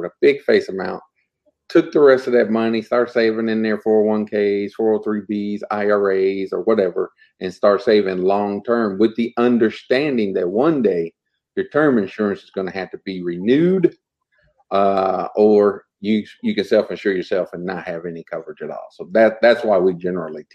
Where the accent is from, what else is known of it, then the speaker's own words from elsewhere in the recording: Muncie, Indiana, United States; I'm from Muncie, Indiana